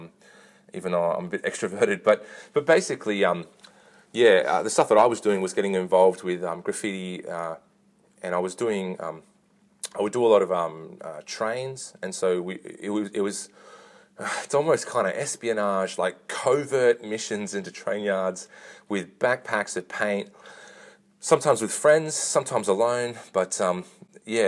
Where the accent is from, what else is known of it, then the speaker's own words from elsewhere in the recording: Katoomba, New South Wales, Australia; also born or lived in Lidcombe, Sydney / North Richmond / Melbourne; I was born in Lidcombe, Sydney, and I moved to Katoomba when I was 2 weeks old, and I was raised in the Pentecostal Church, so an AOG congregation in Katoomba